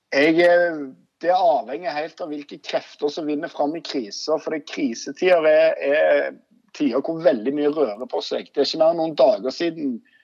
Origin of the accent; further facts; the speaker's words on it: Stavanger, Rogaland, Norway; accent: Stavanger dialect; Jeg er fra Stokka Eiganes